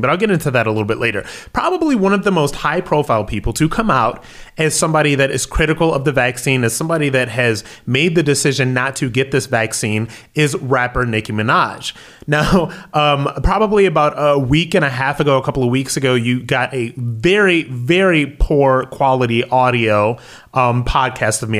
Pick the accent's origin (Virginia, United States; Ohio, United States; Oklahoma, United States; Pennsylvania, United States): Ohio, United States; Akron; my hometown, Akron, Ohio